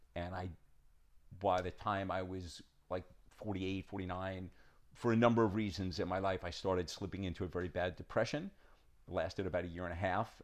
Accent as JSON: {"language": "English", "region": "New York", "country": "United States", "also_born_or_lived": "Southern California", "said": "I'm from New York"}